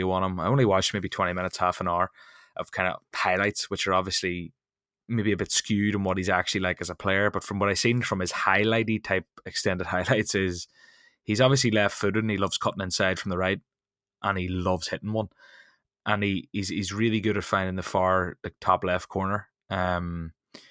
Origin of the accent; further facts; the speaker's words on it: Ireland; as an Irishman